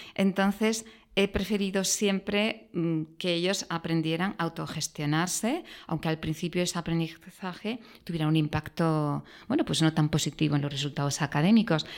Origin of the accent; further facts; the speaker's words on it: a small town near Granada, Andalusia, Spain; moved away; also born or lived in Madrid; mi padre era de Madrid, em, yo soy andaluza por la parte de mi madre